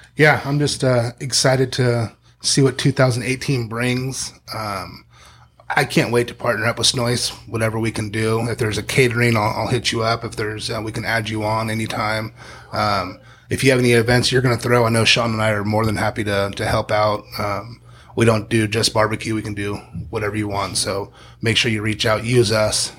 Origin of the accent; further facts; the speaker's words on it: Spring Valley, California, United States; I grew up in Spring Valley